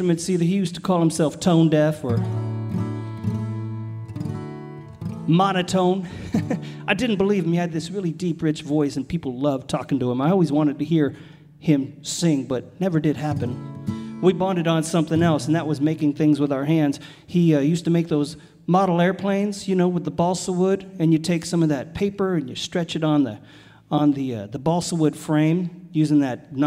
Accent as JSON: {"language": "English", "region": "California", "country": "United States", "tie": "born or raised there", "said": "I grew up in California"}